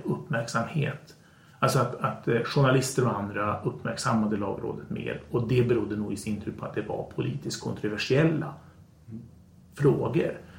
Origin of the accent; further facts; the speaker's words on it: Sweden; vi i Sverige